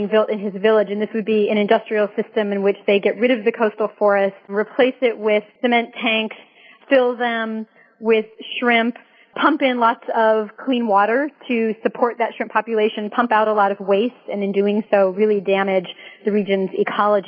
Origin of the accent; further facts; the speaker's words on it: United States; I'm from the United States.